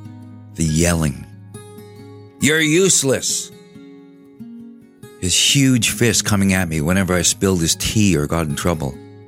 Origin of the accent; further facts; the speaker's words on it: Tsimshian Nation, British Columbia, Canada; also born or lived in Prince Rupert, British Columbia; I'm First Nations from the Tsimshian Nation. I live in Prince Rupert, British Columbia.